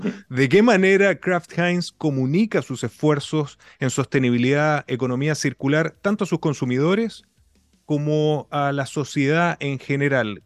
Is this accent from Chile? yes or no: yes; Chile; como latinoamericano, como chileno